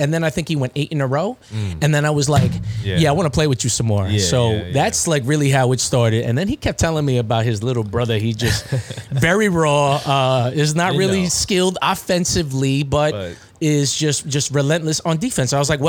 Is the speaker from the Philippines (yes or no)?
yes; Philippines; You're Indian. He's Indian. I'm Filipino.